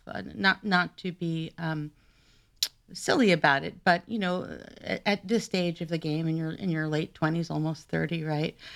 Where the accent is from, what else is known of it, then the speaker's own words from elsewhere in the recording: New York, United States; I'm originally from New York